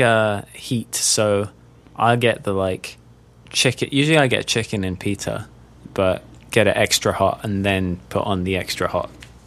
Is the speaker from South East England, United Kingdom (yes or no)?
no; London, United Kingdom; moved away as an adult; now in United States; I grew up in London, but I moved to the States when I was 20.